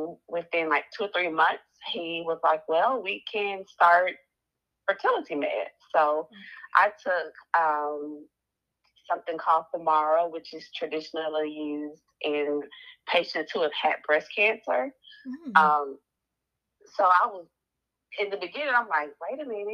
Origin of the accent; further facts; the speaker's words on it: Nashville, Tennessee, United States; I am from Nashville, and I graduated from Tennessee State in 2009